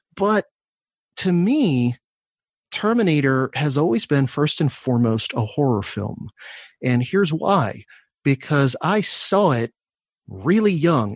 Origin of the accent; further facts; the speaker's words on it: Florida, United States; I grew up in Florida